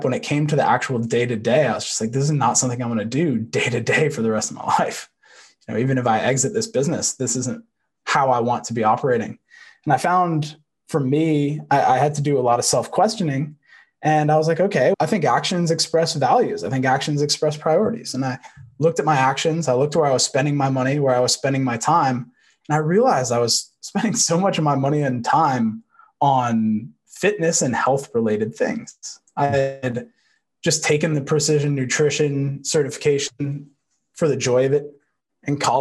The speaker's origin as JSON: {"language": "English", "area": "just outside of Manhattan", "region": "New York", "country": "United States", "tie": "born or raised there", "said": "I grew up just outside of Manhattan"}